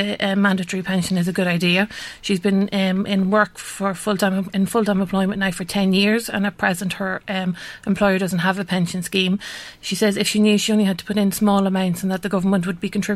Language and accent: English; Carrickmacross, County Monaghan, Ireland; I live in Carrickmacross in Monaghan, and there's one main street in my hometown